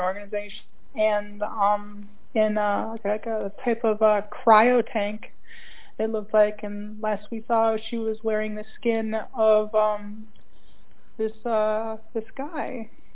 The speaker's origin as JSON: {"language": "English", "region": "Minnesota", "country": "United States", "moved": "yes", "said": "I'm originally from Minnesota"}